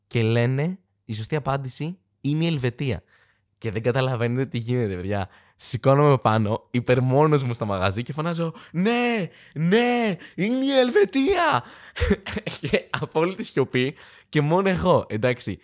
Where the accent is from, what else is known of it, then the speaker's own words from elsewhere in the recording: Athens, Attica, Greece; δεν μπορώ να πω είμαι από την Αθήνα